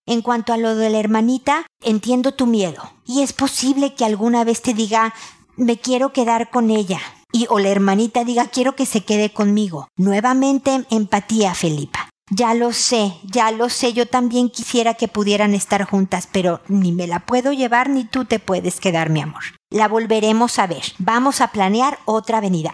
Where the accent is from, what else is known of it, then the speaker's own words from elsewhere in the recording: Mexico; moved away as an adult; now in Santiago, Chile; yo que estoy viviendo en Santiago, soy mexicana